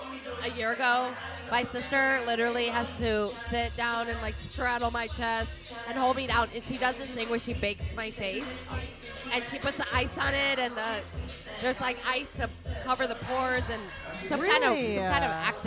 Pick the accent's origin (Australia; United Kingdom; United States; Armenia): United States; Detroit, Michigan; I'm from Detroit.